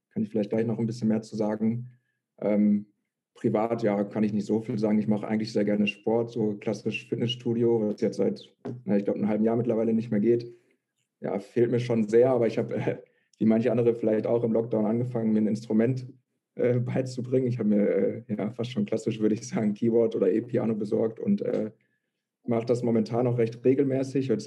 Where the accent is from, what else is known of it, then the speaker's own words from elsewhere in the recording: Lette, North Rhine-Westphalia, Germany; now in Münster, Germany; eigentlich komme ich aus Lette, aus dem Kreis Coesfeld. Ähm, ja, bin dann vor, wie gesagt, ungefähr zweieinhalb Jahren nach Münster gezogen